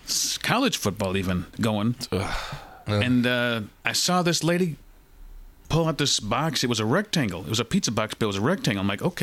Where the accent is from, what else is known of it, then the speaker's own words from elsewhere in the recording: United States; I'm an American